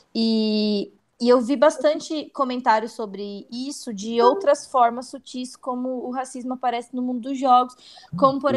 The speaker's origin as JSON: {"language": "Portuguese", "country": "Brazil", "said": "eu não sou lida como brasileira fora do Brasil"}